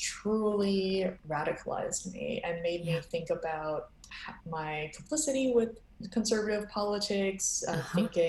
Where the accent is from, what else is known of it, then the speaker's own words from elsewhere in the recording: New York City, New York, United States; I'm from New York City